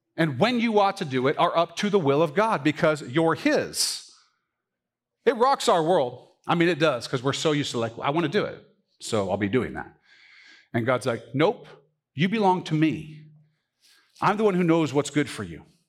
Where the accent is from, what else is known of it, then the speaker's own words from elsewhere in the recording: United States; I grew up in the United States of America